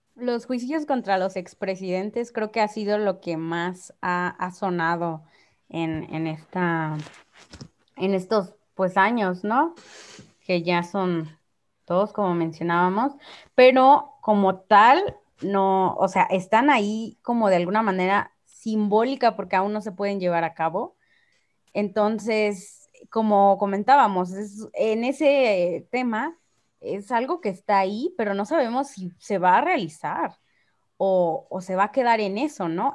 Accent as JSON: {"language": "Spanish", "country": "Mexico"}